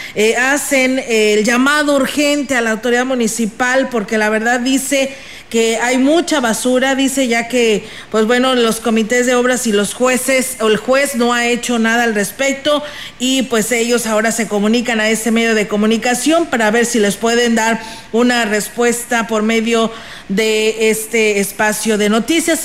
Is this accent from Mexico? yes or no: yes; Mexico; como clásico mexicano